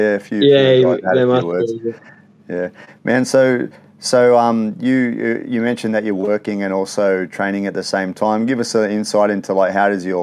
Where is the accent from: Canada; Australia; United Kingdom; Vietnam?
Australia; Sydney, New South Wales; moved away as an adult; I'm from Sydney, but I've been out of Sydney for more than a decade.